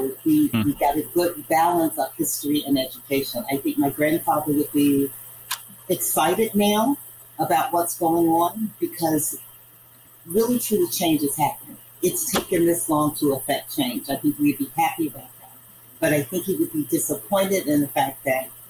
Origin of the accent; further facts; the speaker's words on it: Arkansas, United States; accent: northern; also born or lived in northern US; growing up in the South